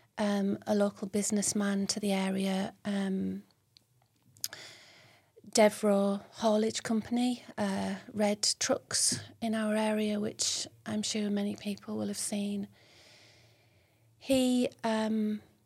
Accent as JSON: {"language": "English", "town": "Billingham", "region": "North East England", "country": "United Kingdom", "tie": "born or raised there", "also_born_or_lived": "London / Hampshire / York / Darlington", "said": "I grew up in Billingham, Wolveston Court Estate, went to Northfield School"}